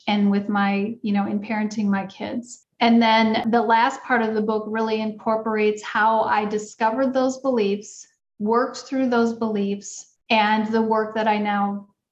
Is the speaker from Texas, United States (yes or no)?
no; Wisconsin, United States; I grew up in Wisconsin.